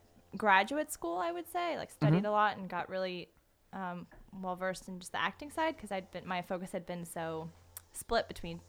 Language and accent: English; Central Florida, United States; moved away as an adult; also born or lived in Syracuse, New York / New York; now in Los Angeles, United States; I'm from Central Florida. Ooh. Grew up on a horse farm, a thoroughbred farm, with the horses.